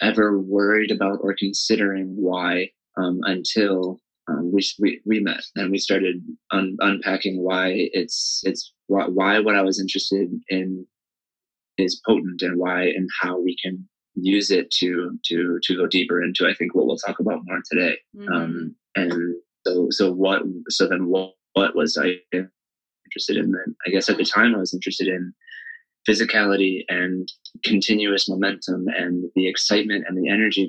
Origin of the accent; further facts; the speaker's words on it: Carleton, Michigan, United States; I started taking lessons at my hometown studio in Carleton, Michigan, where I'm teaching now